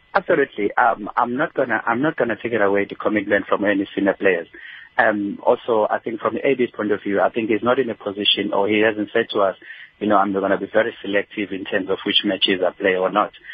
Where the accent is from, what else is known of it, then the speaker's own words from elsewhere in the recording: South Africa; as a South African